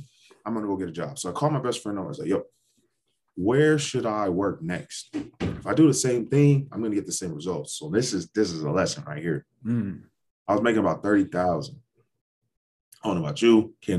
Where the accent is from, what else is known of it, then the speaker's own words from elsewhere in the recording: Ohio, United States; moved away; I grew up in Ohio. And I think that was an important part of who I am. I've lived in about four different states since then. And I'm actually headed back to Atlanta 2022.